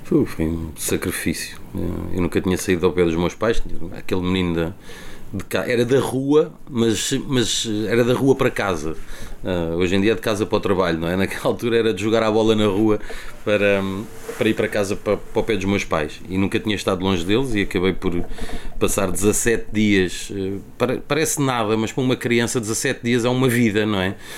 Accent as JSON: {"language": "Portuguese", "region": "Lisbon", "country": "Portugal", "tie": "born or raised there", "also_born_or_lived": "Benfica, Lisbon", "said": "eu cresci no, nasci em Benfica, na Estrada da Damaia, depois eh, fui criado em Alcântara"}